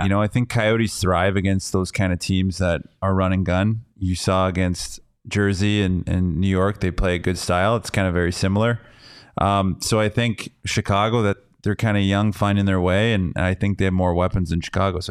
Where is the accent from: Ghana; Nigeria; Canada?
Canada; Oh yeah, from Quebec only. That's blasphemy.